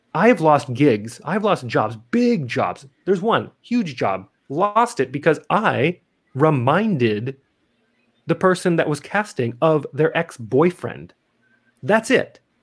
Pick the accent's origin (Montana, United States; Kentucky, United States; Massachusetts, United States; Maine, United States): Montana, United States; Missoula; moved away as an adult; also born or lived in Adelaide, South Australia; now in Las Vegas, United States; I'm originally from Missoula, Montana